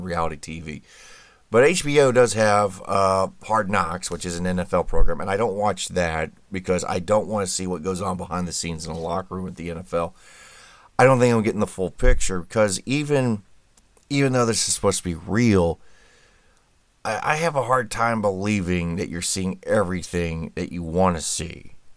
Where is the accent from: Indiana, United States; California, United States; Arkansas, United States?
Indiana, United States; my home state of Indiana